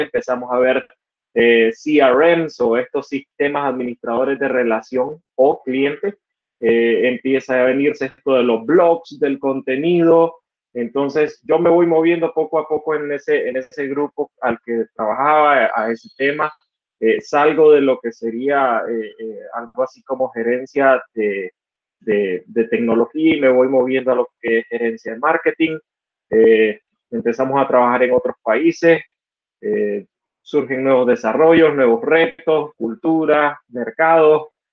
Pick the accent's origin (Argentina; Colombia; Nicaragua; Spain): Nicaragua; Estelí; soy de Estelí, Nicaragua, una ciudad al norte del país